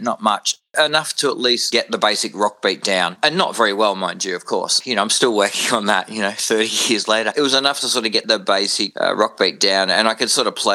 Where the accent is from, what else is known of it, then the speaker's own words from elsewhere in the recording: Warragul, Victoria, Australia; moved away as an adult; also born or lived in Noble Park, Victoria; now in Adelaide, Australia; I was born in Noble Park in Victoria, which is a southeast suburb, and we moved down to dairy farming community down in Gippsland, Victoria, specifically a place called Allenbank and Bullen, and then eventually settling in Warrigal, which is a farming town